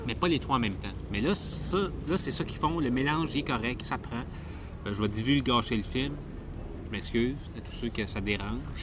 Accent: Quebec, Canada

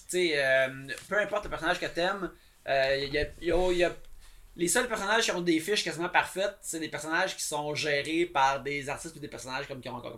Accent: Abitibi, Quebec, Canada; je viens d'Abitibi

